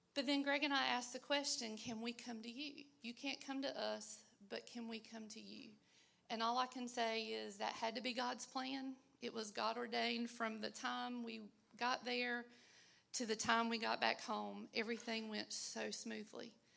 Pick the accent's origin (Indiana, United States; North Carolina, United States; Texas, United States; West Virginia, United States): North Carolina, United States; I'm from North Carolina